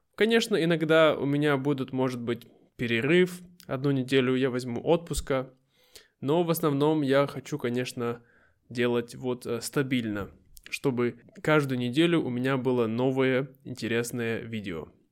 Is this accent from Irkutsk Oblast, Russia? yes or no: yes; Irkutsk, Irkutsk Oblast, Russia; moved away; переехать обратно в Россию, в мой родной город Иркутск